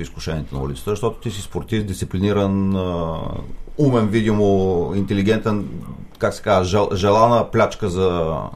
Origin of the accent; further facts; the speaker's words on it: Targovishte Province, Bulgaria; Ангел Генчев от моя град, аз съм от Търговище